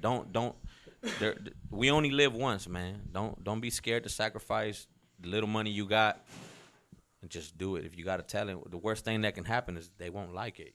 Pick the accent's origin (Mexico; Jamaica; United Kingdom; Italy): Mexico; moved away; me growing up in Mexico